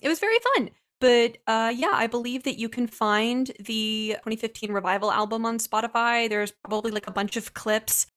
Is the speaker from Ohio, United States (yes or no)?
yes; Ohio, United States; growing up in Ohio